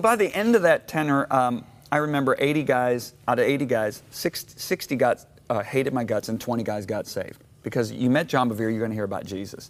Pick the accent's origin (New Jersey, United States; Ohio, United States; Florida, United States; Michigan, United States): Michigan, United States; moved away; also born or lived in Dallas, Texas; I grew up in Michigan